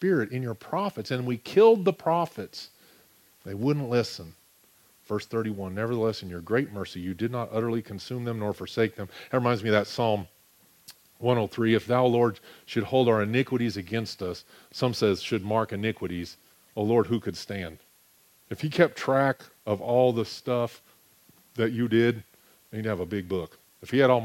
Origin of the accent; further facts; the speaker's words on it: United States; I'm an American